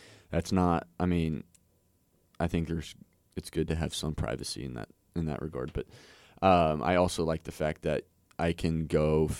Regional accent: Gower, Missouri, United States; So I'm from Gower, Missouri.

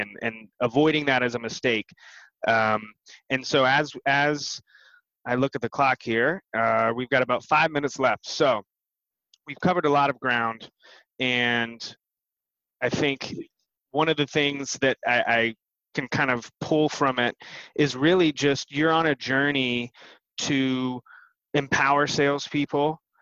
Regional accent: Bristol, Tennessee, United States; I was born in Bristol, Tennessee

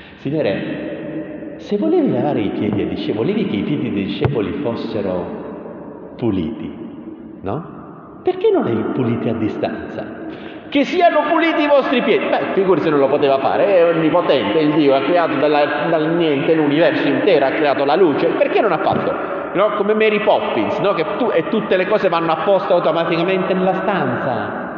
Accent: Taranto, Apulia, Italy; dalle mie parti a Taranto

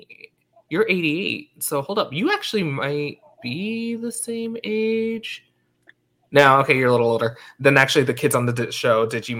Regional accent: Long Island, New York, United States; now in Washington, D.C., United States; I grew up in New York, and like actually the part where I grew up, it was ultra-Orthodox ultra-Orthodox and Orthodox, I think.

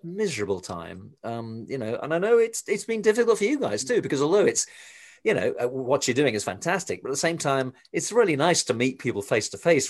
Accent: England, United Kingdom; moved away; I come from England originally, as you can probably tell from my accent

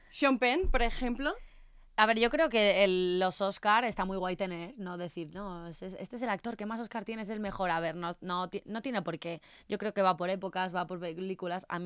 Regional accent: Spain

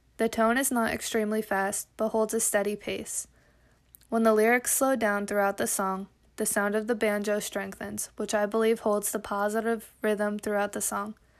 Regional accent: Kutztown, Pennsylvania, United States; I grew up in Kutztown

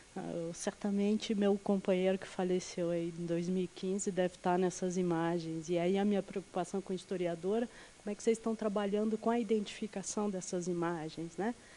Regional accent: Brasília, Federal District, Brazil; eu sou de Brasília

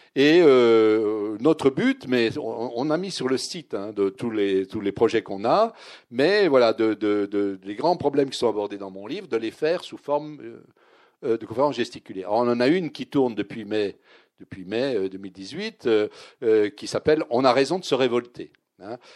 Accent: Vosges, southern Lorraine, Grand Est, France; also born or lived in Nancy; j'étais lorrain, mais je venais du sud de Lorraine. Je venais des Vosges.

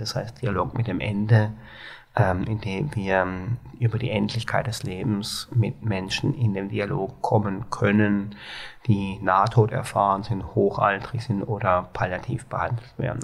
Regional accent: Baden-Baden, Baden-Württemberg, Germany; accent: Baden (Alemannic); moved away as an adult; now in Hamburg, Germany; ich komme aus Baden-Baden.

